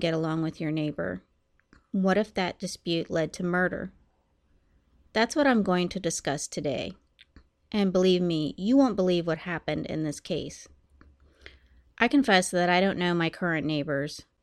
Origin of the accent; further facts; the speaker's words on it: United States; also born or lived in Columbus, Ohio; My hometown is about an hour from Pittsburgh